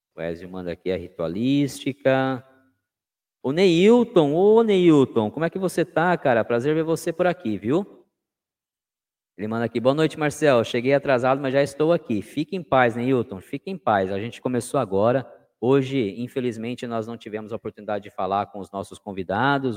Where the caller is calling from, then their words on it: Sorocaba, São Paulo, Brazil; Eu estou no Oriente de Sorocaba. Eu falo de Sorocaba, interior de São Paulo